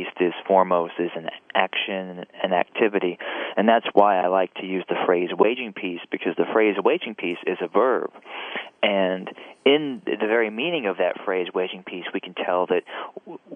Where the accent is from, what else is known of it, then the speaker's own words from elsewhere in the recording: Alabama, United States; I was raised in Alabama